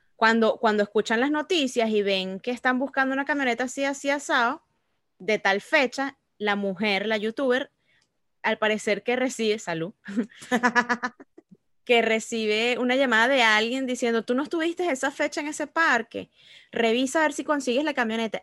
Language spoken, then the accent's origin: Spanish; Venezuela; now in United States; uno como, como venezolano que ve aquí